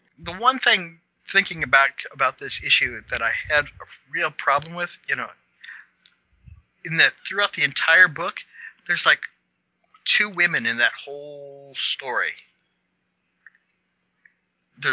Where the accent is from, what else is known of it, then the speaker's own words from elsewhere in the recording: Kansas, United States; I'm from Kansas.